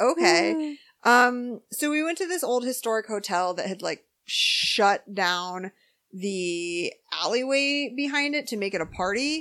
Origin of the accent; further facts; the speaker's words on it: Phoenix, Arizona, United States; we're from Phoenix